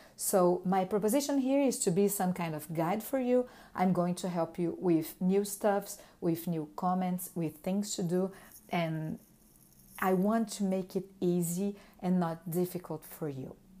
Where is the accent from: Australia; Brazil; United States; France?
Brazil; English is a second language; moved away as an adult; now in Montreal, Canada; I was formed in Brazil in, uh, two thousand and two